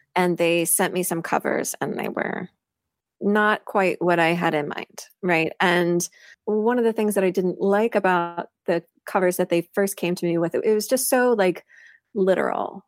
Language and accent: English; Missouri, United States; moved away; I grew up in Missouri, in a really small farming town in north central Missouri